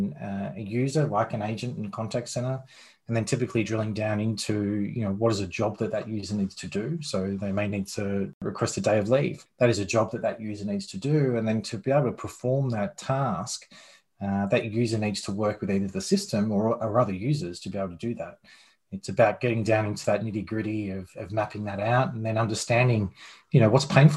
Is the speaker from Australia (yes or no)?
yes; Australia; moved away as an adult; now in United States; Australian born.